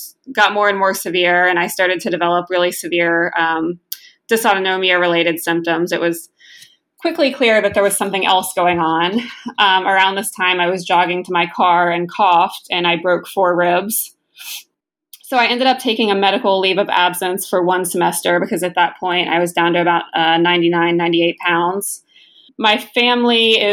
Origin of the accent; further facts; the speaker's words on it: West Virginia, United States; I grew up in West Virginia